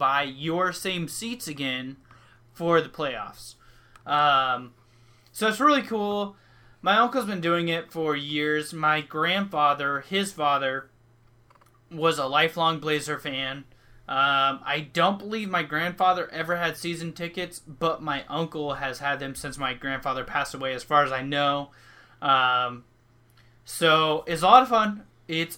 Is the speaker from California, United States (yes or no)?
no; Washington, United States; also born or lived in Alaska; since I was the age of 3 and a half, when I moved back to Washington State from Alaska with my mom